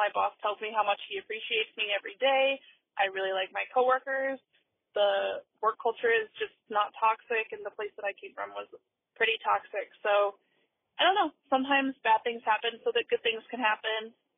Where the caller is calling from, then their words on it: Columbus, Ohio, United States; I'm calling from Columbus, Ohio.